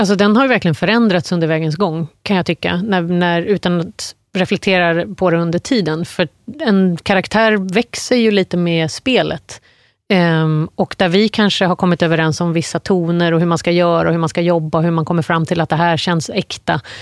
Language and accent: Swedish; Surrey, South East England, United Kingdom; now in Sweden; jag kommer från Surrey, sydvästra London